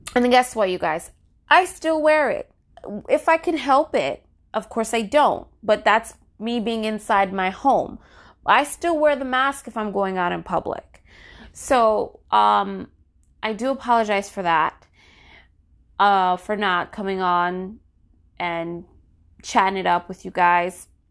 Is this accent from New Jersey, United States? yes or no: yes; New Jersey, United States; my home state, New Jersey